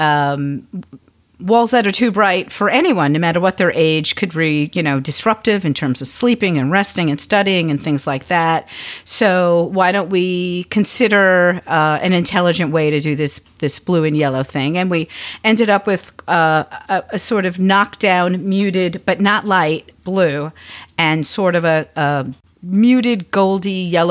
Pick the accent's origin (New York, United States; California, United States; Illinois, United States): New York, United States; Long Island; also born or lived in Brooklyn, New York; when I was 8, we moved from Brooklyn to Long Island, and I got my own bedroom, which I didn't have when I lived in Brooklyn